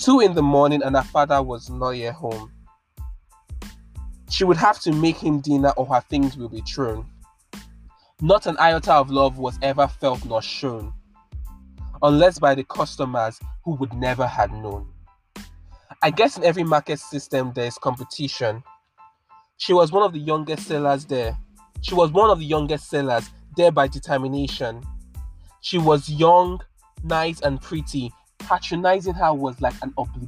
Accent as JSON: {"language": "English", "country": "Nigeria", "said": "I'm from Nigeria"}